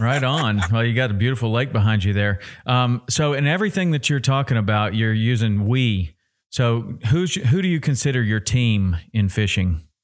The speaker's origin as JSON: {"language": "English", "region": "Tennessee", "country": "United States", "tie": "born or raised there", "said": "I grew up in Tennessee."}